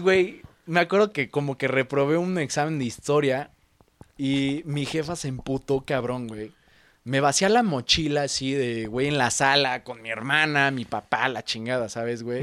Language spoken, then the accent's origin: Spanish; Mexico City, Mexico; como chilango